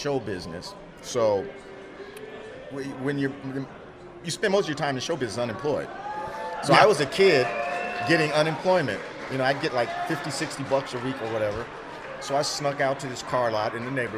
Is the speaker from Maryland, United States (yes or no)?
no; Los Angeles, California, United States; I grew up in L.A.